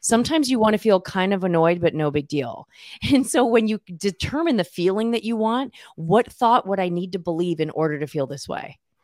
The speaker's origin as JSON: {"language": "English", "region": "Southern California", "country": "United States", "tie": "born or raised there", "moved": "as an adult", "lives_now": "Chico, United States", "said": "I grew up in Southern California"}